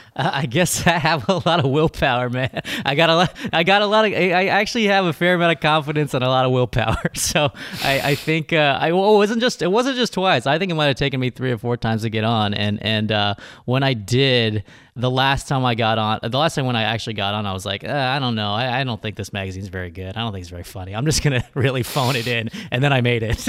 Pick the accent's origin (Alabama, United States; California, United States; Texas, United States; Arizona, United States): California, United States; Riverside; I grew up in Riverside, California, which is about an hour and a half from L